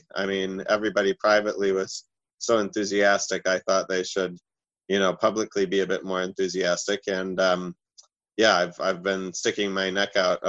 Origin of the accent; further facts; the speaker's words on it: Minnesota, United States; now in New Zealand; I immigrated from Minnesota in 2002 because I had read about New Zealand in a High Times magazine